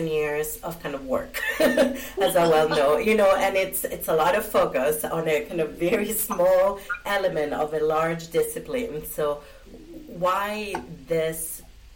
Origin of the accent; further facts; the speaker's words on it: Italy; moved away; I was born and brought up in Italy